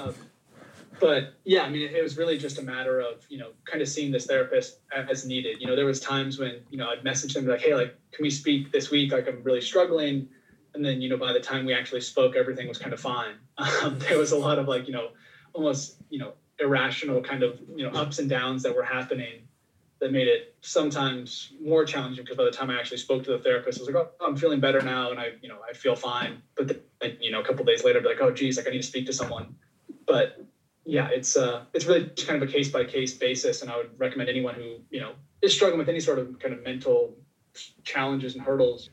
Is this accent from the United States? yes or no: yes; Oregon, United States; growing up in Oregon